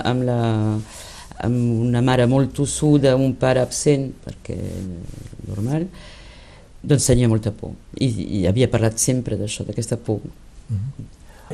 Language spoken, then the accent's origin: Catalan; Lyon, Auvergne-Rhône-Alpes, France; first language Catalan; havia nascut a, a Lió.